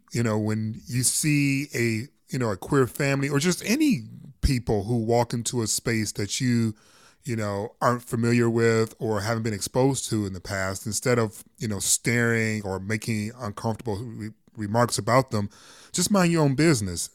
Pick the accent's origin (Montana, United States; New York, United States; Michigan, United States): Michigan, United States; my home state of Michigan